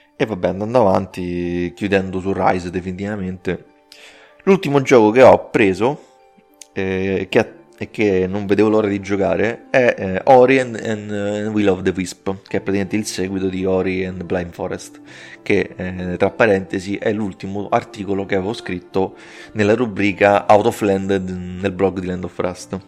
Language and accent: Italian; Rome, Lazio, Italy; romano, io sono di Roma